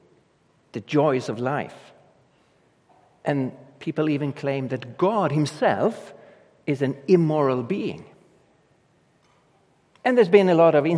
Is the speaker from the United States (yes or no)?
no; Sweden; English is a second language; I come from Europe and Sweden, up in the north of Europe.